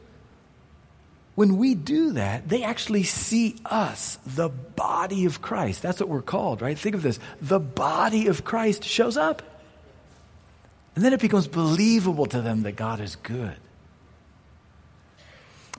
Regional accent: United States; as an American

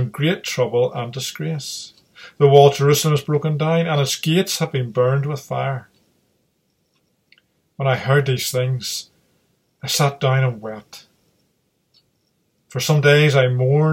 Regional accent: Derry, Northern Ireland, United Kingdom; moved away; I'm originally from Londonderry, and I still would sometimes read the local news articles from there. And my mother still lives there

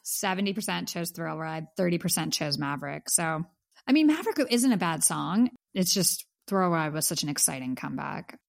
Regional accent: Pittsburgh, Pennsylvania, United States; moved away; my hometown of Pittsburgh

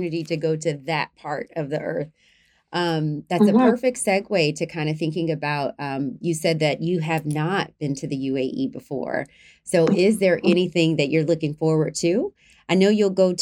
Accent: United States; now in United Arab Emirates; I'm from the States

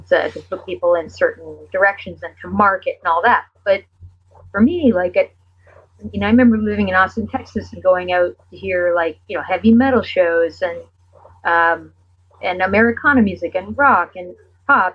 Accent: Canada; being a Canadian artist

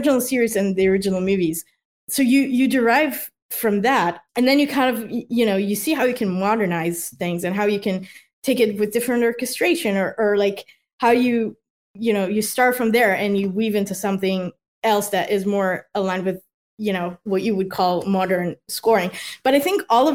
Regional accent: Israel; now in United States; I'm from Israel.

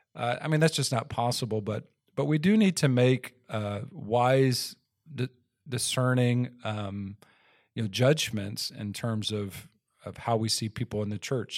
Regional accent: Texas, United States; I grew up in Texas

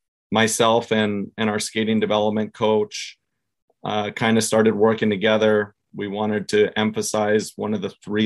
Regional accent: Southern California, United States; I grew up here in Southern California

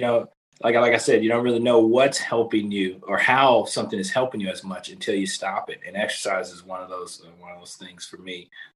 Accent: Kansas City, Missouri, United States; moved away; I'm originally from Kansas City, Missouri

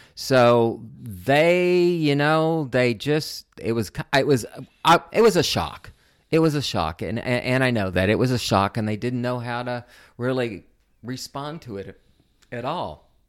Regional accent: Oklahoma City, Oklahoma, United States; moved away as an adult; also born or lived in Odessa, Texas / Liberal, Kansas / Pacific Northwest; went to Liberal Kansas and then Oklahoma, where I did most of my growing up in Oklahoma City

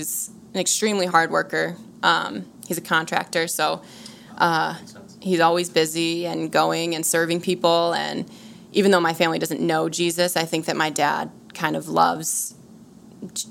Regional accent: Glenview, Illinois, United States; I grew up in a suburb of Chicago called Glenview

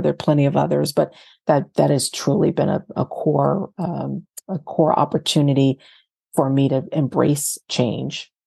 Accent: Fayetteville, North Carolina, United States; moved away as an adult; also born or lived in New Jersey / Boston/Cambridge, Massachusetts / Berkeley, California / Ohio; now in Baltimore, United States; I'm originally from North Carolina, as I know that you are, and I was, uh, born in Fayetteville, North Carolina, Uh, and, uh, but, but spent my growing up between North Carolina and, and New Jersey

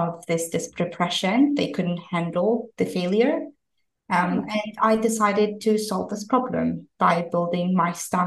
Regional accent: Georgia; moved away as an adult; also born or lived in London, United Kingdom; I'm originally from Georgia, a small country in Eastern Europe. I moved to London when I was 18 to study.

